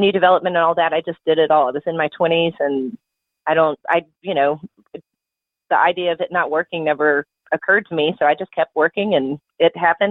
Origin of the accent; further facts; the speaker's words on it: Atlanta, Georgia, United States; moved away as an adult; also born or lived in Columbia, South Carolina / Western North Carolina; I'm originally from Atlanta, so when I was ready to move back home